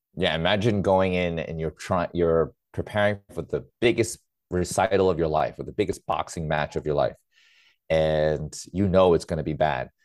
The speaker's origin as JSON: {"language": "English", "town": "New York City", "region": "New York", "country": "United States", "tie": "born or raised there", "said": "I grew up in New York City"}